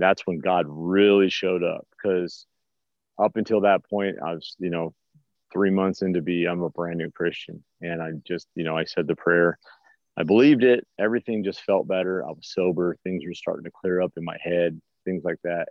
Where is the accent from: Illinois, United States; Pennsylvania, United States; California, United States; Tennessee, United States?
California, United States; Los Angeles; moved away as an adult; now in Missouri, United States; I grew up in the East Los Angeles till my 20s, so it's all concrete and spray paint and stuff like